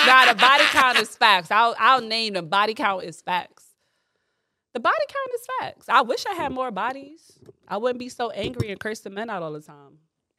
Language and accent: English; New York, United States; I'm from the Bronx.